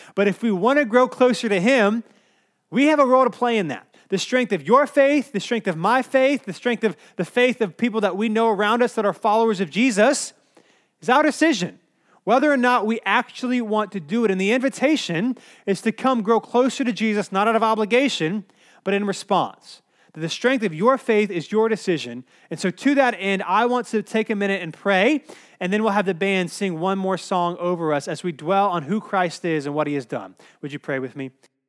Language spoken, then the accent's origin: English; Cary, North Carolina, United States; I grew up in Cary, North Carolina, which is like one of the safest places you could probably live in the world.